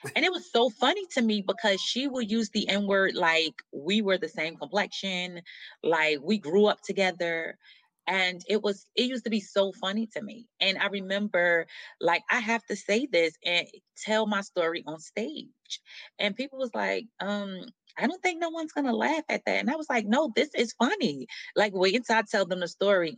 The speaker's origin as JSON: {"language": "English", "region": "New Jersey", "country": "United States", "tie": "born or raised there", "also_born_or_lived": "Atlanta", "moved": "yes", "said": "born and raised in New Jersey"}